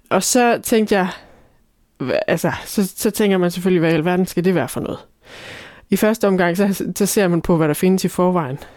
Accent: Scotland, United Kingdom; now in Ribe, Denmark; og jeg er fra Skotland og Ribe.

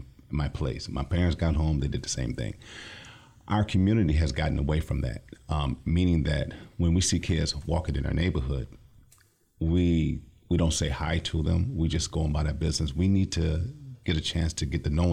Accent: Lansing, Michigan, United States; I'm from the Lansing area, born and raised

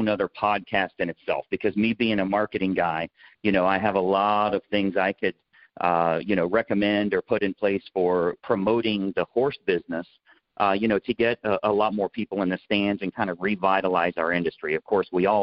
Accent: Ohio, United States; I was born and raised in Ohio

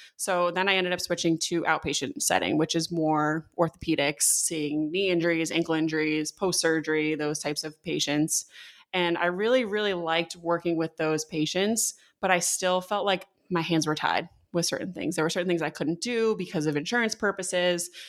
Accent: Connecticut, United States; I grew up in Connecticut

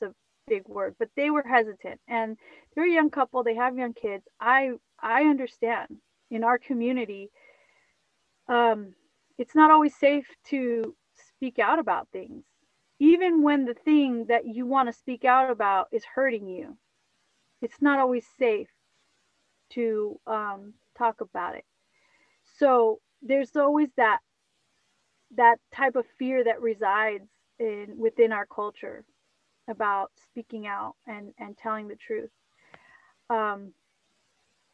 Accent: California, United States; I'm from California

